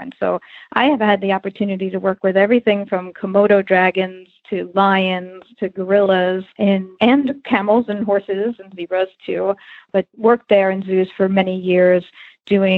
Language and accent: English; New York, United States; I grew up in New York and rode hunter jumpers as a kid